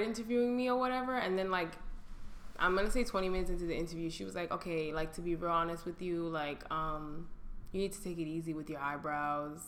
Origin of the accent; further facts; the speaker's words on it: New York, United States; I grew up in New York. Like, all people from New York have an accent